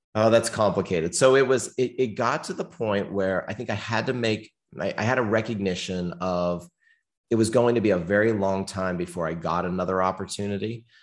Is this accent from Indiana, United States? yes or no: no; small town near Pittsburgh, Pennsylvania, United States; I was born in the Northeast, the United States, um, little cold town near Pittsburgh, Pennsylvania.